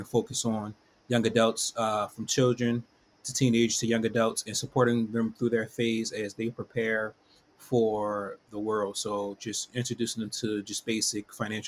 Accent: Philadelphia, Pennsylvania, United States; I'm from Philadelphia, born and raised

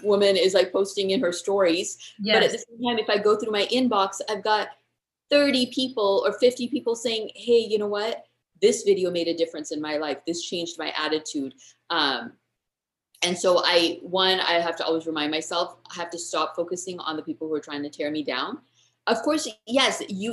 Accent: United States; first language English; moved away as an adult; now in India; I grew up speaking English. I grew up in the States

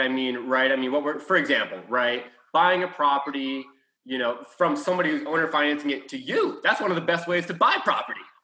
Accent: Houston, Texas, United States; We're from Houston

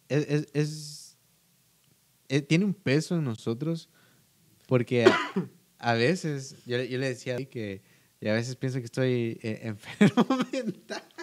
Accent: Guatemala; pues creo que todos saben que soy de Guatemala, eh, por mi verdad. No hablo como guatemalteco, pero...

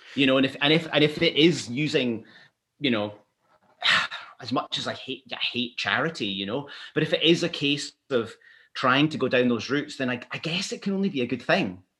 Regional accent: Glasgow, Scotland, United Kingdom; also born or lived in London; now in Edinburgh, United Kingdom; I was born in Glasgow

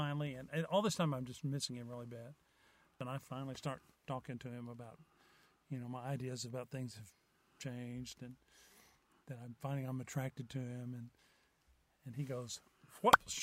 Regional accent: Springtown, Texas, United States; I grew up in Springtown, which is west of Fort Worth

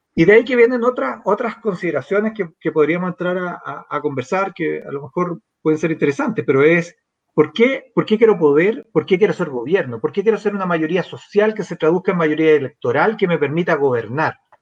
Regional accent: San Miguel, Santiago Metropolitan Region, Chile; me crié en la República Independiente de San Miguel

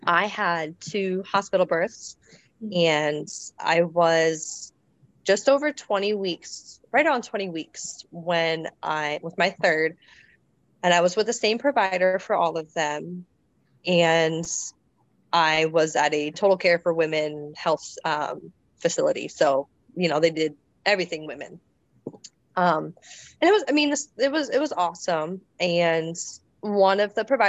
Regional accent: Elizabethville, Pennsylvania, United States; moved away as an adult; now in Virginia, United States; I'm from Elizabethville, Pennsylvania

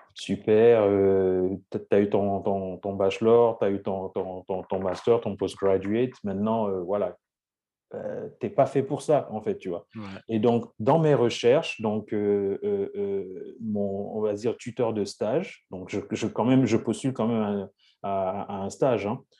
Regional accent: Lyon, Auvergne-Rhône-Alpes, France; moved away as an adult; also born or lived in Saint-Étienne / England; j'ai grandi à Lyon

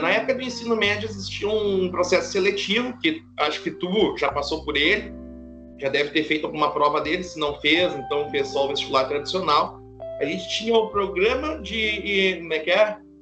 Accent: Santa Maria, Rio Grande do Sul, Brazil; accent: gaúcho; moved away; Eu sou natural de Santa Maria, Rio Grande do Sul.

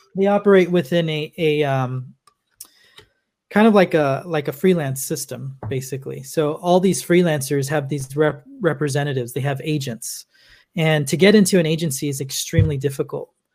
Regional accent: Los Angeles, California, United States; I'm originally from Los Angeles, California

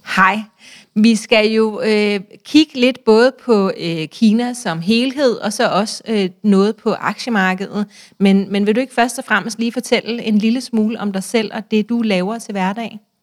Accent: Denmark; som barn i Danmark

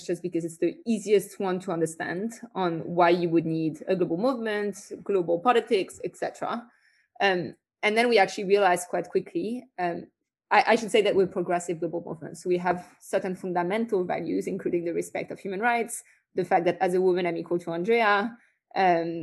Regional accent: France; accent: French; As you'll also hear from my accent, I'm French

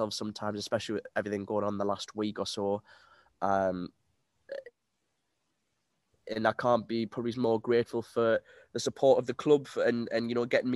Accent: Peterlee, North East England, United Kingdom; I'm not from Hartlepool, I'm from Peterlee, which is just 20 minutes down the road

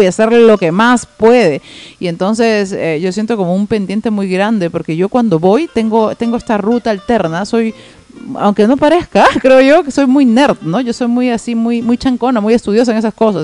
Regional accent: Tacna, Peru; moved away as an adult; now in Lima, Peru; yo hace 12 años ya vivo en Lima y cuando recién me vine de Tacna a Lima

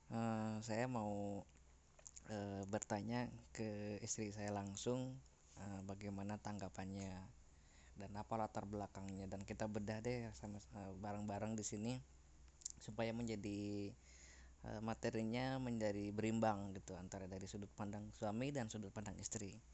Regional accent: Central Java, Indonesia; jadi saya orang Jawa Tengah istri orang Jawa Barat

